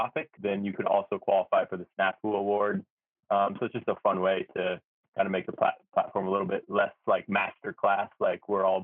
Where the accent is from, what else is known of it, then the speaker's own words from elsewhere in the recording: United States; moved away as an adult; also born or lived in Hawaii; now in Tokyo, Japan; I grew up in America